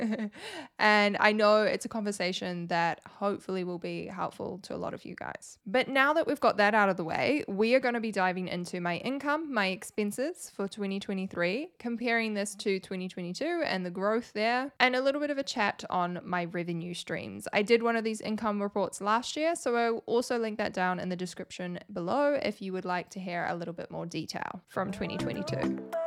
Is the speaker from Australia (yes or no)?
no; New Zealand; I'm from New Zealand and I have to file taxes in New Zealand